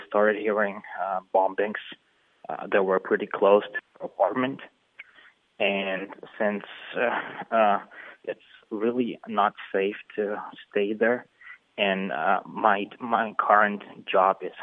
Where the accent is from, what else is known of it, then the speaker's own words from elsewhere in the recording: Kyiv, Ukraine; moved away as an adult; also born or lived in United States; now in Western Ukraine; I was born in Kiev, and I lived there, but we had to move to Western Ukraine